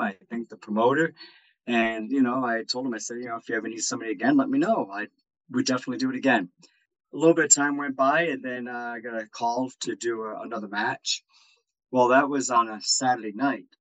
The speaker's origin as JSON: {"language": "English", "region": "Rhode Island", "country": "United States", "moved": "yes", "said": "my home state of Rhode Island"}